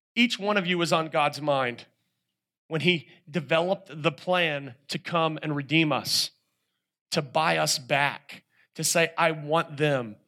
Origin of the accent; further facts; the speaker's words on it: North Carolina, United States; I'm a guy from North Carolina